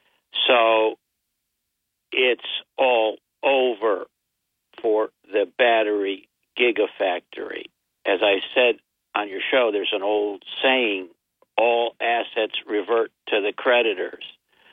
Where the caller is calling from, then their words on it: Binghamton, New York, United States; I live here in Binghamton, New York.